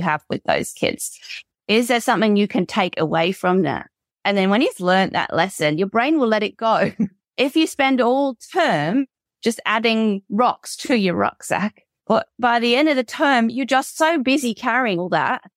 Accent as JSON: {"language": "English", "country": "United Kingdom", "moved": "as an adult", "lives_now": "Australia", "said": "I'm British, right? And I moved here 12 years ago to Australia"}